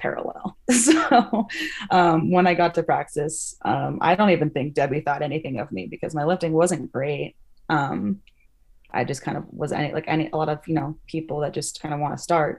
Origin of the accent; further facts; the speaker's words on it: Salt Lake City, Utah, United States; my hometown. They were in Salt Lake